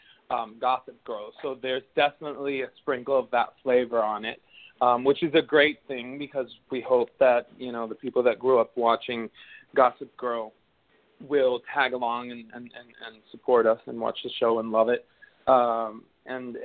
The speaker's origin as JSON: {"language": "English", "town": "Caracas", "region": "Capital District", "country": "Venezuela", "tie": "born or raised there", "also_born_or_lived": "South Florida", "moved": "as an adult", "lives_now": "Los Angeles, United States", "said": "was born and raised in Venezuela, in Caracas, Venezuela, and I lived there up until I was 19."}